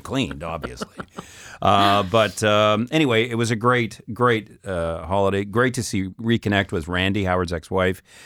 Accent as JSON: {"language": "English", "region": "Saskatchewan", "country": "Canada", "moved": "yes", "lives_now": "France", "said": "I'm from Saskatchewan"}